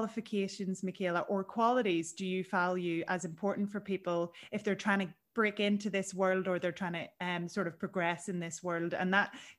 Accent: Ireland; moved away as an adult; now in New York, United States; as Irish people and our kind of sort of sheltered upbringing in a way, in a very small island, and then coming here to the US

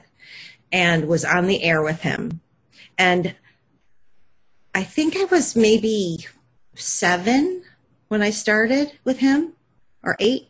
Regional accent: Buffalo, New York, United States; moved away; I grew up in Buffalo, New York, and my father was the number one DJ in the city

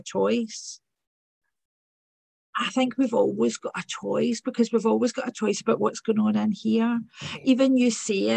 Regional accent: Glasgow, Scotland, United Kingdom; accent: working class accent; So from Govan, grew up in Govan

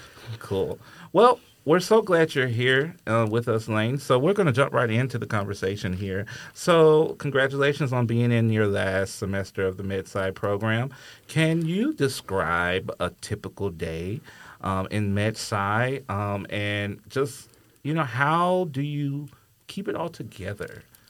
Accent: Alabama, United States; I'm from Alabama

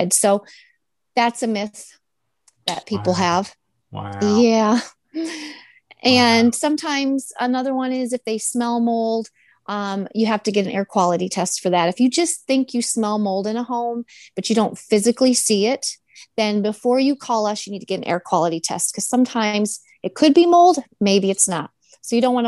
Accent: Michigan, United States; moved away; I'm originally from Michigan

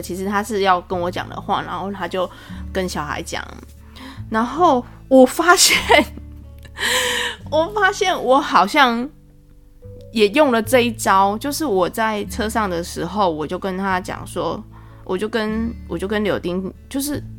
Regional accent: Taiwan; 虽然可能会我们台湾人可能会有点迂回

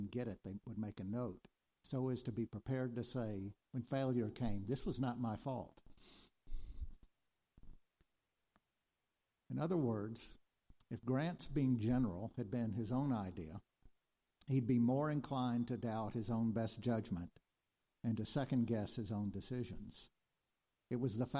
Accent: Arkansas, United States; moved away as an adult; also born or lived in New York; sent us back home to stay in Arkansas. I felt called to a place, home

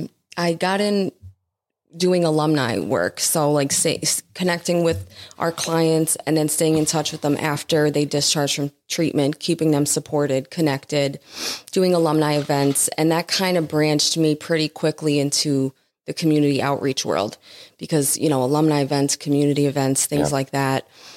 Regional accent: Scranton, Pennsylvania, United States; also born or lived in Jersey City, New Jersey; I spent most of my life in Scranton. I'm a West Sider.

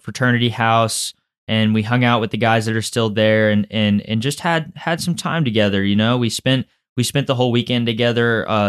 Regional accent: San Antonio, Texas, United States; moved away; I went back into my hometown of San Antonio

